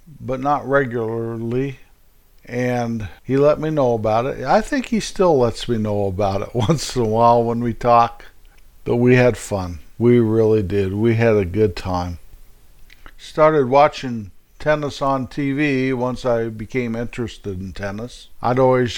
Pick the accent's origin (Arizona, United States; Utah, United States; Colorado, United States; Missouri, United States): Colorado, United States; hometown near Denver; in my hometown, which was about 5 miles away from the YMCA